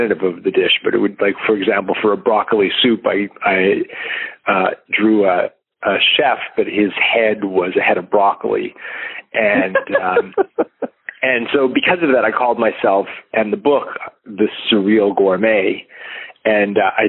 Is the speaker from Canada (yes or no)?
yes; Canada; I am Canadian